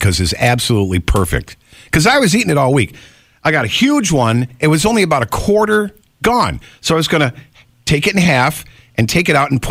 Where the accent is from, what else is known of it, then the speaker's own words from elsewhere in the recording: Rochester, New York, United States; we're from Rochester